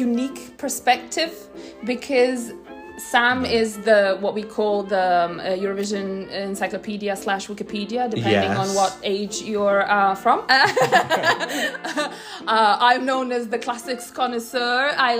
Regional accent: Croatia; I'm from Croatia.

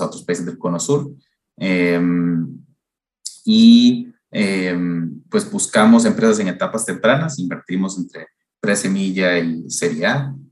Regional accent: Honduras; also born or lived in United States; now in Costa Rica; Yo, de hecho, no soy costarricense, sino que soy hondureño, eh, pero llevo viviendo aquí en Costa Rica desde hace unos, unos 15 años

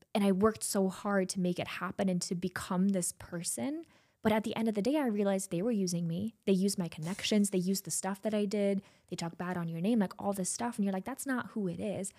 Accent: Germany; now in Los Angeles, United States; you know I'm from Germany, right? Yes. Born and raised

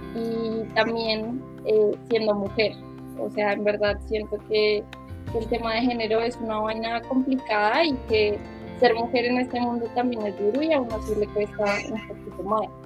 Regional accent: Bogotá, Colombia; yo que soy de Bogotá

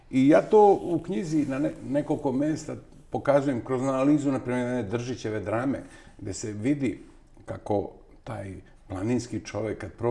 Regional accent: Novi Sad, Vojvodina, Serbia; ja sam odrastao i rođen u onom istočnom delu bivše socijalističke federativne republike Jugoslavije. Rođen sam u Novom Sadu

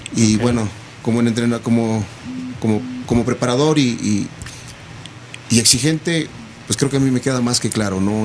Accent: Toluca, State of Mexico, Mexico; yo soy del estado soy de Toluca

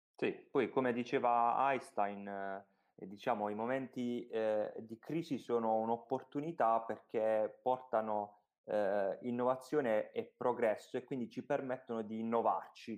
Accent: Apulia, Italy; noi siamo pugliesi

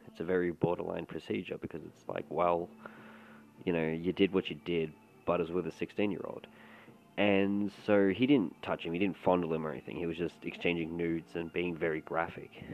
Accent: Melbourne, Victoria, Australia; I'm from Melbourne, Victoria, or Melbourne, Melbourne, Australia

